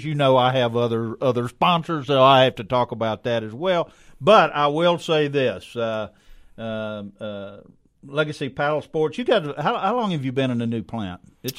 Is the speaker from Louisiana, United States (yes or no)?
yes; South Louisiana, United States; moved away; I grew up in South Louisiana